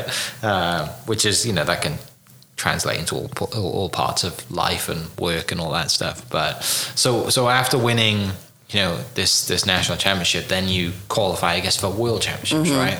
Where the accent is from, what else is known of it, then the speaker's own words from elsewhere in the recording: Wales, United Kingdom; now in Oklahoma City, United States; I'm from Wales in the UK originally.